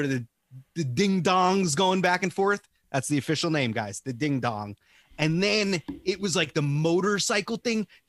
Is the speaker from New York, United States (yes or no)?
yes; Long Island, New York, United States; I'm from Long Island